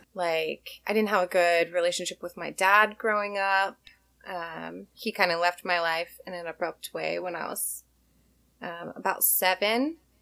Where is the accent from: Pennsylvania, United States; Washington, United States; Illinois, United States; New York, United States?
Washington, United States; also born or lived in Hawaii; I grew up in Washington